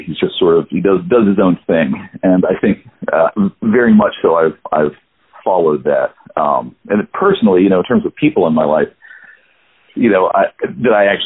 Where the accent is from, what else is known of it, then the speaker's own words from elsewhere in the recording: Hendersonville, North Carolina, United States; also born or lived in Greenville, South Carolina; now in Atlanta, United States; I was raised in a small town in North Carolina, Hendersonville, North Carolina, and I also was in Greenville, South Carolina